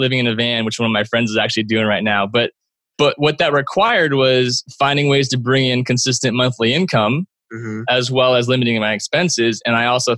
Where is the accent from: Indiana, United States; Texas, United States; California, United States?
California, United States; Bay Area; my hometown in the Bay Area